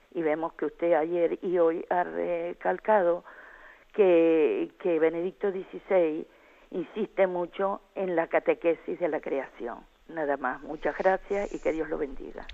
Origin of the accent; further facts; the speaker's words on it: Tejina, Canary Islands, Spain; Le llamo desde Tenerife, del nordeste de Tenerife, el arciprestajo de Tegueste, que tiene cinco parroquias, entre ellas está la de Nuestra Señora del Rosario de Valle Guerra, pero yo soy de Tejina